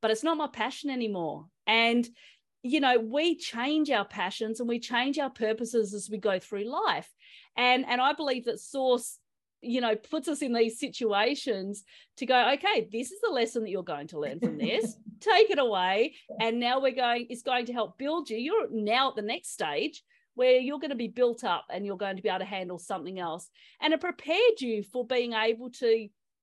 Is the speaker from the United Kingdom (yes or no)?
no; Australia; I'm Australian